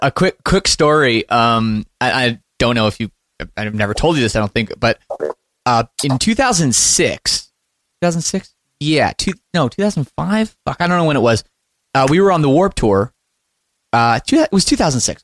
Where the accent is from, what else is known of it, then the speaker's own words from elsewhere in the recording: Oakville, Ontario, Canada; growing up a, a punk rock kid in you know the western west side of Toronto in Oakville